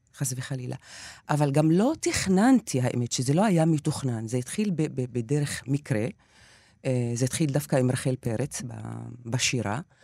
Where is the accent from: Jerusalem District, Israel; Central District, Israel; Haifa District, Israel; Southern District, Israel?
Haifa District, Israel; near Haifa; בתור ילדה בדואית שמגיעה מהכפר כל בוקר לבית הספר ה- של האליטה של חיפה